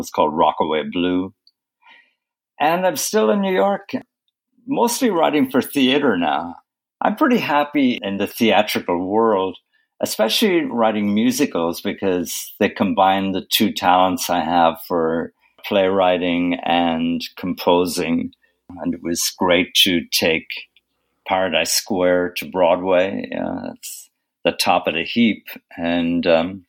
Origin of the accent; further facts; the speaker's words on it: Ireland; moved away as an adult; now in United States; I grew up in Ireland